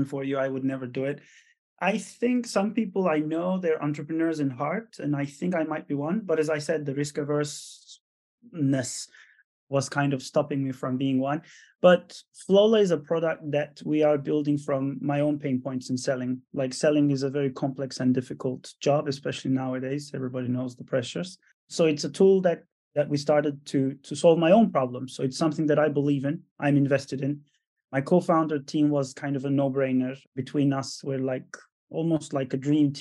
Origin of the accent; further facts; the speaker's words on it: Istanbul, Turkey; moved away; also born or lived in Italy / France / Netherlands / United States; Born and raised in Istanbul, Turkey. Moved to Europe then.